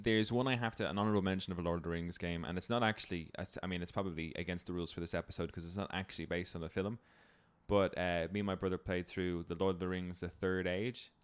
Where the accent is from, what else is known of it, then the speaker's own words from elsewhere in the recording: Ireland; as an Irish person